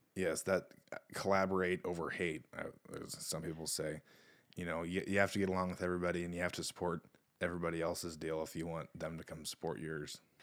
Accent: Eldora, Iowa, United States; now in New Providence, United States; I grew up in Eldora, not New Providence

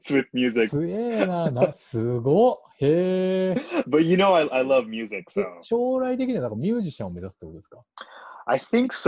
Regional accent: Honolulu, Hawaii, United States; I'm 26 years old and I'm from Honolulu, Hawaii.

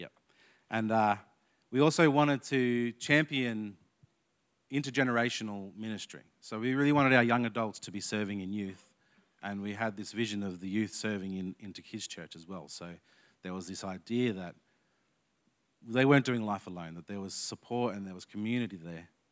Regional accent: Canberra, Australian Capital Territory, Australia; I'm from Canberra, but my dad was born in Queensland, so I claim Queensland heritage.

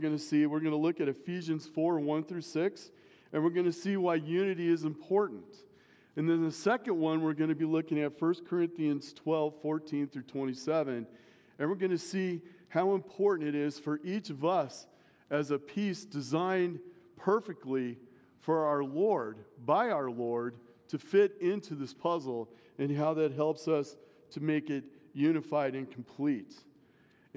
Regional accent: Omaha, Nebraska, United States; I grew up in Omaha

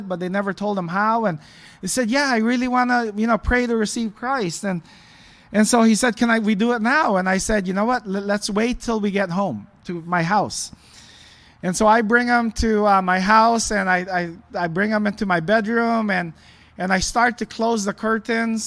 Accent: Los Angeles, California, United States; also born or lived in Philippines; I was born in the Philippines, left when I was 4 years old with my family, and we grew up mostly in the LA area

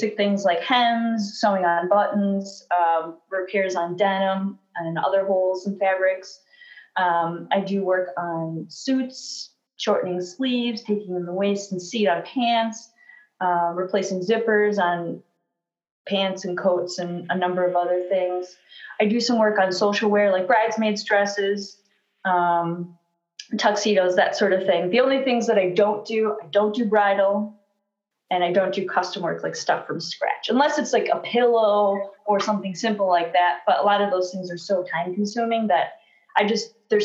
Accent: Sheboygan, Wisconsin, United States; now in Rochester, United States; came to Sheboygan, my hometown in Wisconsin

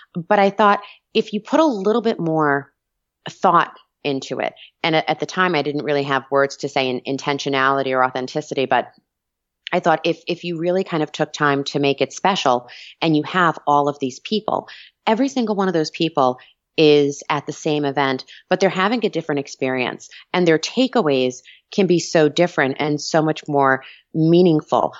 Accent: Long Island, New York, United States; moved away; So I'm Italian, I'm from Long Island, back east.

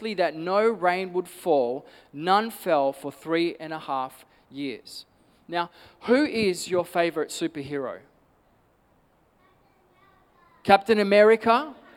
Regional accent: Perth, Western Australia, Australia; I grew up in Nollamara

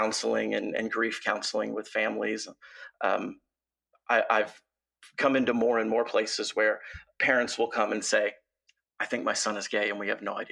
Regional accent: Oklahoma, United States; I was raised in small town Oklahoma

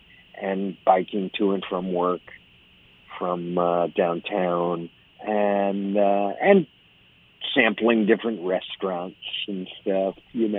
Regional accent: Highland Park, Illinois, United States; moved away as an adult; now in Los Angeles, United States; I grew up in Highland Park

